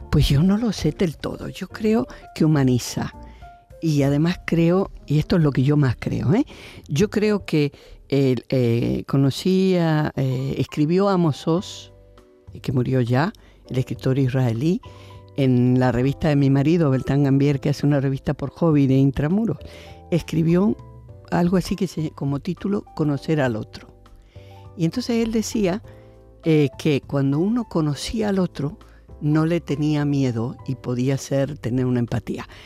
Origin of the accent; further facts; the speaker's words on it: Argentina; now in Spain; me vine de Argentina para luchar aquí también.